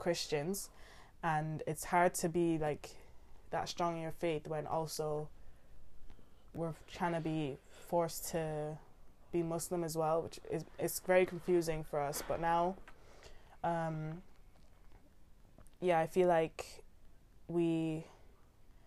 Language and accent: English; Ireland; now in United Kingdom; We were all born in Ireland